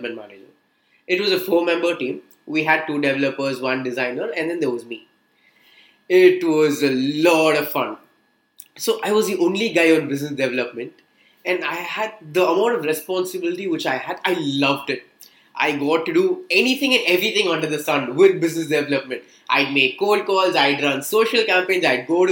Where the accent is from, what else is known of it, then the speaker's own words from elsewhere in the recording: Chennai, Tamil Nadu, India; Born and brought up in Chennai, your typical Chennai boy